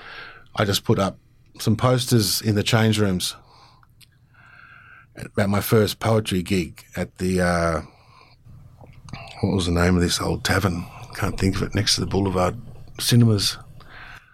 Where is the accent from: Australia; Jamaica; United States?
Australia; also born or lived in London; now in Tennant Creek, Australia; as a Aussie